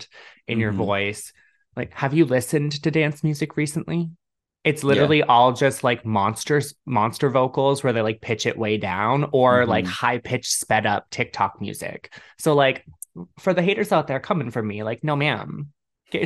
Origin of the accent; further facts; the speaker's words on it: Toronto, Ontario, Canada; I'm from Canada. I'm from Toronto.